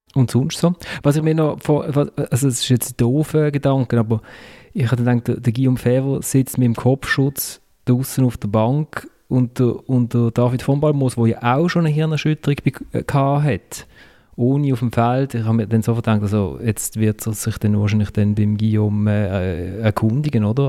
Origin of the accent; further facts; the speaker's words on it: Basel, Basel-Stadt, Switzerland; als Basler